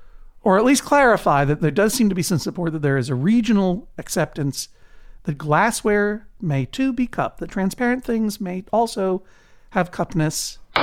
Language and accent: English; East Coast, United States; You're from the West Coast. I'm from the East Coast.